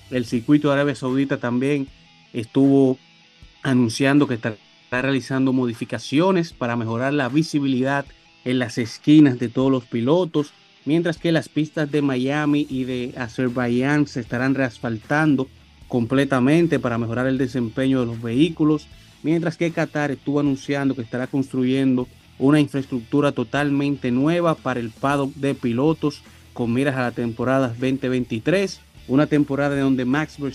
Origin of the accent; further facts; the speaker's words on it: Dominican Republic; estamos en clásico, todos somos dominicanos.